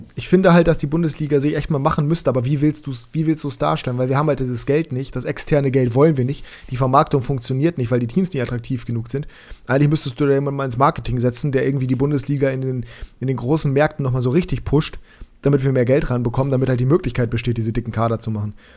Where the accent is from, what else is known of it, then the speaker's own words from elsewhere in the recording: Germany; uns Deutsche